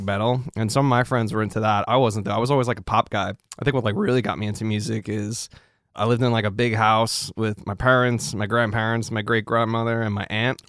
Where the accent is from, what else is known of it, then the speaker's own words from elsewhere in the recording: New York City, New York, United States; moved away as an adult; also born or lived in Los Angeles; now in Nashville, United States; growing up in New York was great.